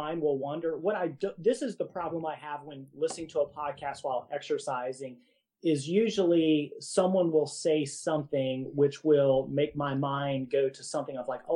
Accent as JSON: {"language": "English", "region": "Virginia", "country": "United States", "moved": "yes", "lives_now": "Kentucky, United States"}